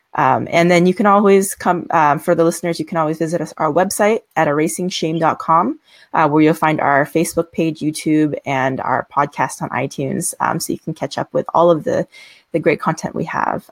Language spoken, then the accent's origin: English; United States; we both happen to be Asian American